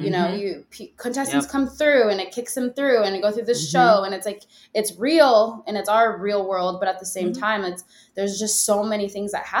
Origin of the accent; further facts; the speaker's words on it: Minnesota, United States; I'm from Minnesota